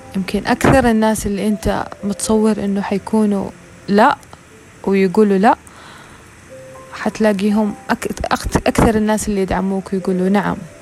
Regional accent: the Western Region, Hejaz, Saudi Arabia; عندنا في الغربية

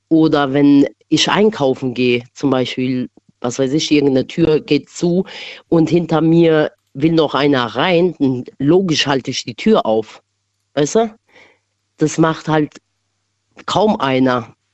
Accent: Kosovo; now in Germany; also ich bin ursprünglich aus dem Albanien, aus dem Kosovo, ne? Und dort hilft halt jeder jeden.

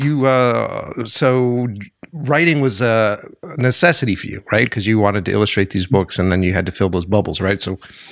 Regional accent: Framingham, Massachusetts, United States; I grew up in Framingham, Mass.

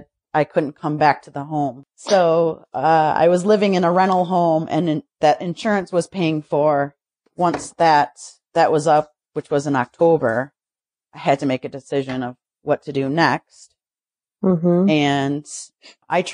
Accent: Highland, Michigan, United States; also born or lived in Detroit, Michigan / Milford, Michigan; I grew up in a little town outside of Detroit. Basically, I started off in Highland and moved to Milford when I was I was around 18

